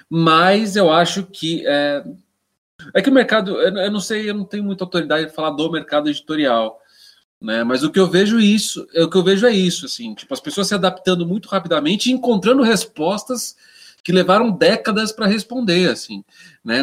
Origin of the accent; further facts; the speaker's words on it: Jundiaí, São Paulo, Brazil; now in São Paulo, Brazil; eu sou paulista, né? sou, eu sou, eu sou de Jundiaí, sou do interior de São Paulo, mas eu, eu, eu, eu me fiz em São Paulo